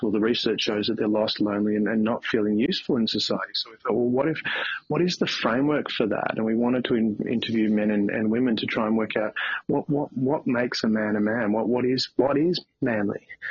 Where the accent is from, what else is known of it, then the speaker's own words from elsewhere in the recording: country Victoria, Australia; now in Melbourne, Australia; I'm in Melbourne, Australia at the moment. I grew up in a small country town in country Victoria